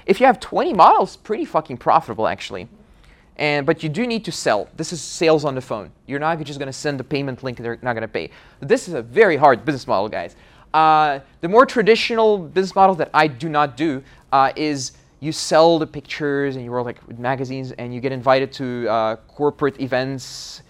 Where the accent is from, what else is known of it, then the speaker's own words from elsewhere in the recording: Russia; English is a second language; I'm from Russia.